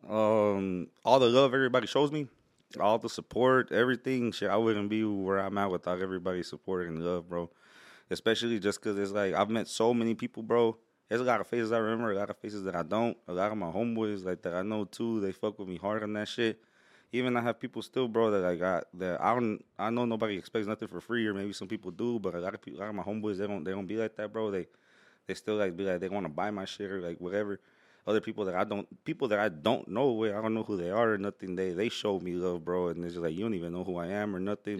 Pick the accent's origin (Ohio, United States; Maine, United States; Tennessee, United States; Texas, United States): Texas, United States; Houston; also born or lived in Chicago, Illinois; I've been raised in the H, bro. I've been in the H all my life